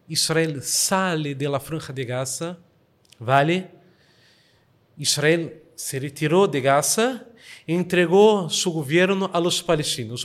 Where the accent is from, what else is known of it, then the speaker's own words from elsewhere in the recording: Rio de Janeiro, Brazil; Spanish is a second language; now in Girona, Spain; Soy brasileño, ¿vale? Nací en Río de Janeiro, Brasil